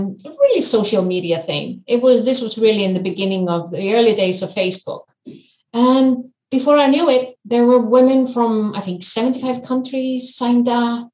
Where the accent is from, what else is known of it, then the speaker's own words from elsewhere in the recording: Iceland; also born or lived in United States; I'm from Iceland. I'm born, raised and living in Iceland.